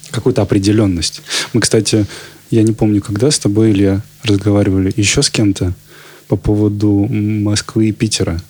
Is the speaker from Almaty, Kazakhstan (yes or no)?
yes; Almaty, Kazakhstan; also born or lived in Volgograd, Russia; now in Saint Petersburg, Russia; Вот я из Алматы родом